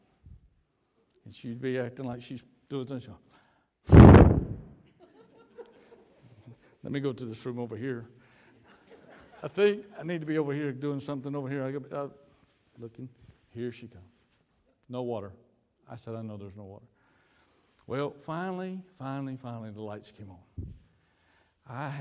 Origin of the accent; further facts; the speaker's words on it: United States; moved away as an adult; now in Dominican Republic; We're from the United States